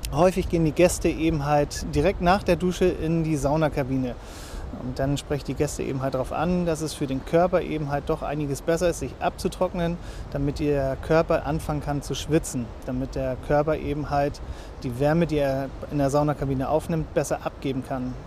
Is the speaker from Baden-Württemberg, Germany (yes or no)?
no; Lübeck, Schleswig-Holstein, Germany; moved away as an adult; now in Fehmarn, Germany; Ich bin gebürtiger Lübecker